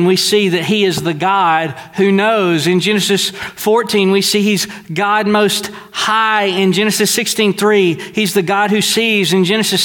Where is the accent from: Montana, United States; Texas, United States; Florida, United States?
Texas, United States; Deweyville; I'm from Dewayville, Texas, and we are really, really simple.